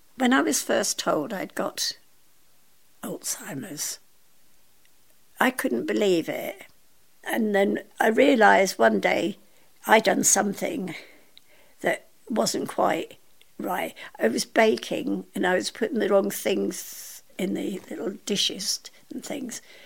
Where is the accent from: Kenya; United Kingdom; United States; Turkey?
United Kingdom; Scotland; I was born in Scotland.